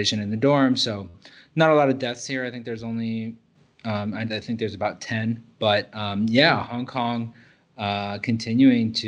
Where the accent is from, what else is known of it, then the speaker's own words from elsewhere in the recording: United States; moved away as an adult; also born or lived in Thailand; now in Singapore; I'm American